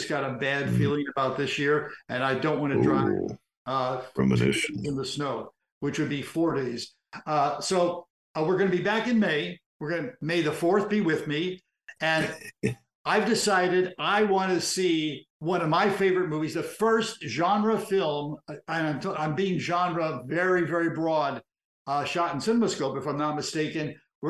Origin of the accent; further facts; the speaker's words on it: Washington, District of Columbia, United States; moved away; because I love the people of Washington. Washington will always be my hometown.